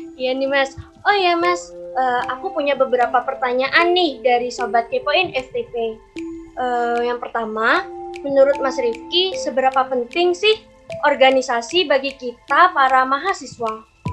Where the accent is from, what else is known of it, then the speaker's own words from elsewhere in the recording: Jember, East Java, Indonesia; Aku asli dari kota Jember